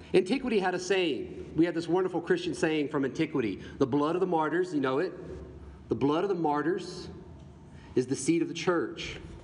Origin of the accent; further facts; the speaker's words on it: the Bible Belt, United States; in the Bible Belt where I grew up